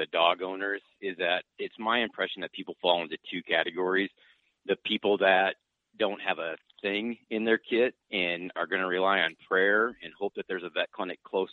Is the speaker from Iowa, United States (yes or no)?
yes; Northwest Iowa, United States; now in Sioux Falls, United States; I grew up in Northwest Iowa